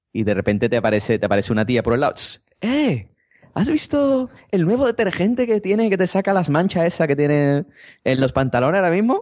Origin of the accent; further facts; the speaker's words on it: Cádiz, Andalusia, Spain; accent: Andalusian; ya yo no soy gaditano, ya soy de Berlín